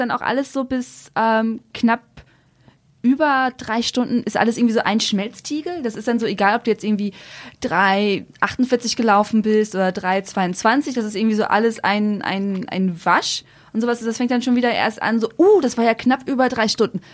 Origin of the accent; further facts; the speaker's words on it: Velen, North Rhine-Westphalia, Germany; Also ich bin ja auf dem Land aufgewachsen